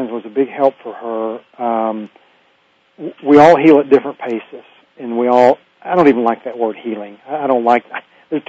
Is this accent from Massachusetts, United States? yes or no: no; Hobart, Oklahoma, United States; my hometown of Hobart, Oklahoma